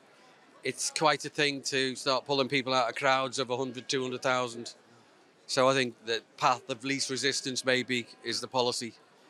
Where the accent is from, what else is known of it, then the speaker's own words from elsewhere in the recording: Liverpool, North West England, United Kingdom; Because I'm a Catholic from Liverpool. I've worked in Manchester all my life